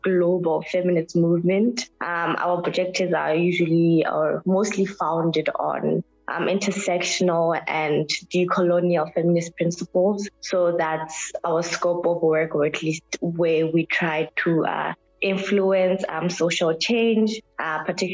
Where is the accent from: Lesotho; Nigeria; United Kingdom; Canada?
Lesotho; Mohale's Hoek; now in Pretoria, South Africa; I am from Lesotho in a district called Mohalisuk in the south. So I am Lesotho born and bred, but I'm currently in South African Pretoria.